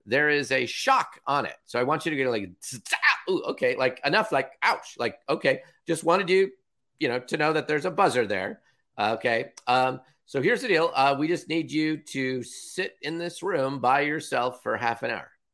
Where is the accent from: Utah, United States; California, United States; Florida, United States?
California, United States; Villa Park; now in Seattle, United States; I grew up in Southern California